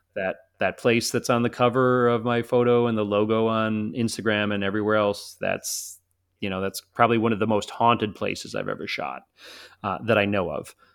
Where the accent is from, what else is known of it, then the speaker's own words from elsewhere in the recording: Chicago, Illinois, United States; I'm from Chicago, so it's not like I'm not used to snow